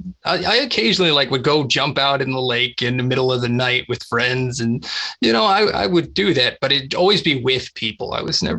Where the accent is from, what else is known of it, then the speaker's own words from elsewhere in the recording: Texas, United States; I grew up in Texas